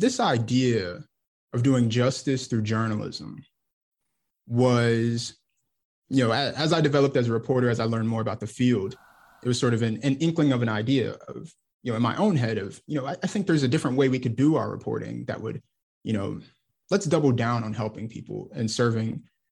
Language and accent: English; Garland, Texas, United States; now in Memphis, United States; I'm originally from Garland, Texas, which is a city right outside of Dallas